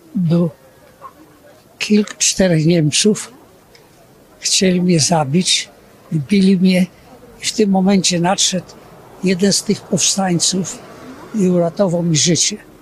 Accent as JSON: {"language": "Polish", "town": "Kraków", "region": "Lesser Poland", "country": "Poland", "tie": "born or raised there", "said": "ja urodziłem się w Krakowie"}